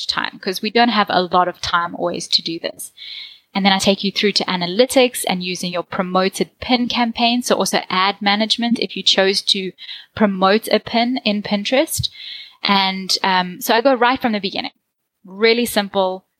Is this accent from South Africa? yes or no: yes; South Africa; accent: South African; I'm from South Africa, so I have a South African accent